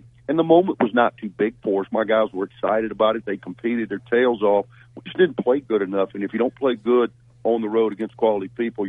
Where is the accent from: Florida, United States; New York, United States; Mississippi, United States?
Mississippi, United States; Louisville; I'm born and raised in Louisville, Mississippi.